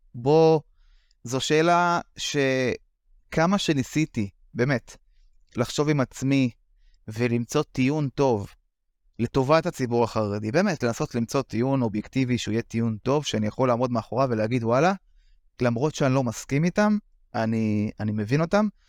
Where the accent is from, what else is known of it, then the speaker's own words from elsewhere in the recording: Bnei Brak, Tel Aviv District, Israel; גדלתי בבני ברק